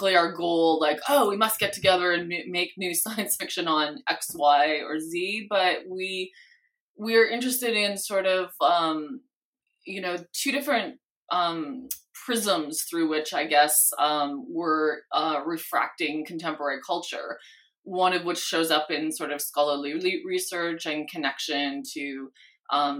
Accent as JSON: {"language": "English", "country": "Canada", "moved": "as an adult", "lives_now": "California, United States", "said": "I came from Canada. So living in California has all the charm for me that a person who grew up where it's like, you know, 40 below regularly appreciates the charm of California"}